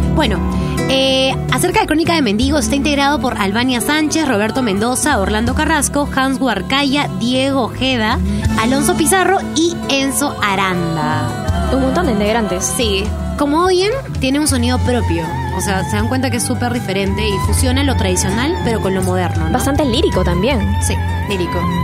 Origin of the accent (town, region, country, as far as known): Peru